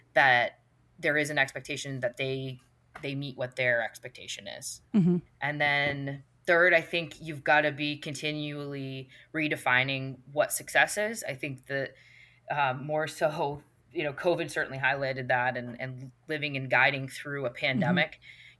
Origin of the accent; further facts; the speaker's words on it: Auburn, Maine, United States; moved away as an adult; I could not be more obsessed with Maine, and I always knew that life would lead me back here, but the fact that I'm contributing to a business that's in my hometown